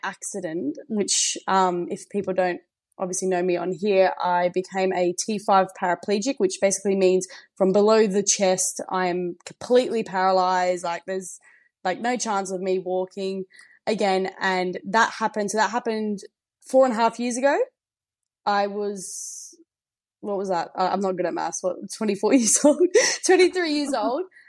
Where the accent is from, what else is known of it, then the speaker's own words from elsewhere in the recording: the Riverland, South Australia, Australia; also born or lived in Adelaide; grew up um, in the Riverland and moved to Adelaide